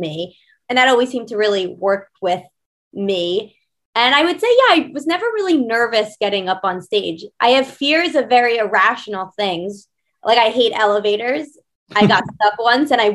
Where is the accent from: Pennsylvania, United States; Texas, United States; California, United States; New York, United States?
New York, United States; New York City; also born or lived in Long Island; I grew up in New York City, although I had a stint in Long Island